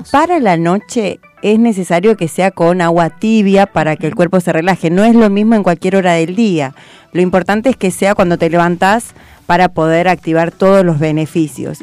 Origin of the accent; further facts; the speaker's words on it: Argentina; somos los argentinos